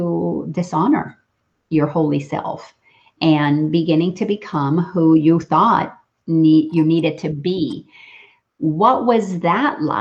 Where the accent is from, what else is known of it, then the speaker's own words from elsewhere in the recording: Dominican Republic; now in Atlanta, United States; I grew up in the Dominican Republic